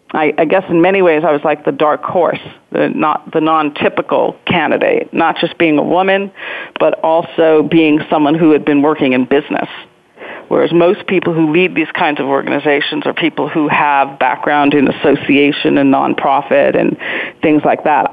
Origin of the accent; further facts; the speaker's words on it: New York, United States; now in Pittsburgh, United States; I'm not a native Pittsburgher. I'm originally from New York